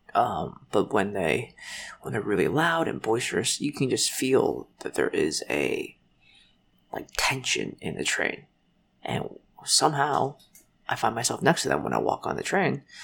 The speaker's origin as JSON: {"language": "English", "country": "United States", "tie": "born or raised there", "also_born_or_lived": "Shanghai, China", "said": "I was born in China, but I came to America when I was four months old"}